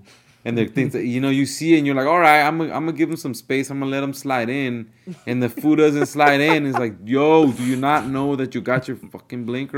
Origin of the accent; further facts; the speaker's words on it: California, United States; now in Georgia, United States; living in Georgia for the last 5 years and then growing up in California